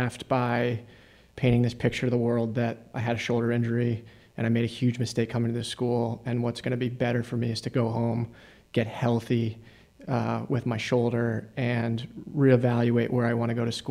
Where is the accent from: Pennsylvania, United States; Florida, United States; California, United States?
Pennsylvania, United States; suburbs outside of Philadelphia; I grew up in the suburbs outside of Philadelphia